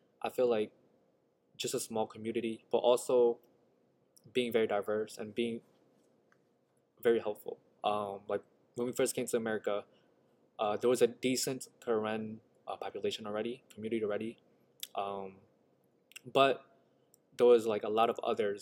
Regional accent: Utica, New York, United States; also born or lived in Tham Hin refugee camp, Thailand; growing up in Proctor

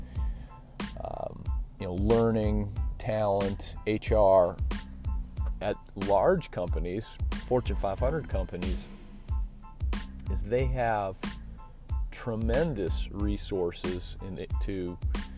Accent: Chicago, Illinois, United States; I'm from Chicago

